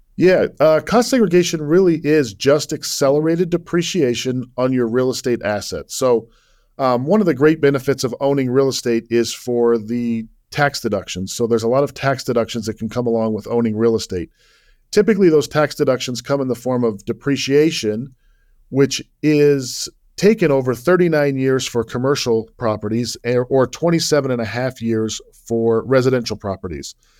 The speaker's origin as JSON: {"language": "English", "town": "Salt Lake City", "region": "Utah", "country": "United States", "tie": "born or raised there", "also_born_or_lived": "Virginia / New York", "moved": "as an adult", "said": "I was born and raised in Salt Lake City"}